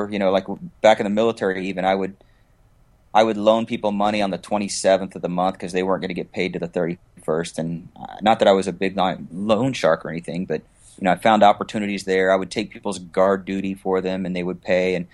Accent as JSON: {"language": "English", "region": "West Coast", "country": "United States", "tie": "born or raised there", "also_born_or_lived": "Augsburg, Germany", "said": "Well, I was born in Augsburg, Germany. So my father was in the military, and I was uh, overseas, but. We pretty much settled in the West Coast once we got back to the States"}